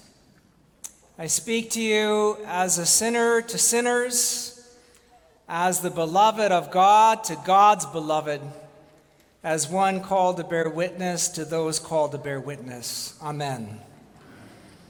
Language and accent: English; New England, United States; I am the descendant of immigrants. I am from New England.